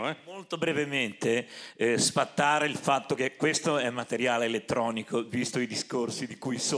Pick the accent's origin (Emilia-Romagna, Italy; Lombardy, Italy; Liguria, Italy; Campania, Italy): Liguria, Italy; Genoa; ci teniamo a dire siamo di Genova